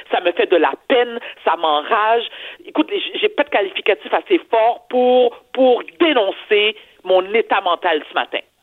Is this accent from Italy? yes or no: no; Quebec, Canada; je suis née au Québec